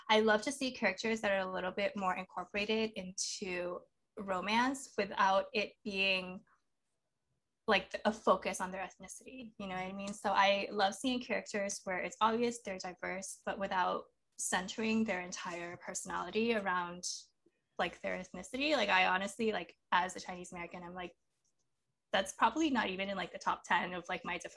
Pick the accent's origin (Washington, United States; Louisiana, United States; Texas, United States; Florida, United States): Florida, United States; Miami; I grew up in Miami, so I can I went to a lot of quinceañeras